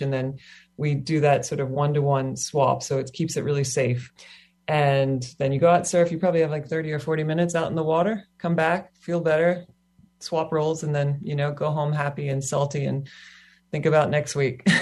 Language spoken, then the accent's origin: English; Kentucky, United States; also born or lived in Australia; now in Hawaii, United States; I grew up in Kentucky on the mainland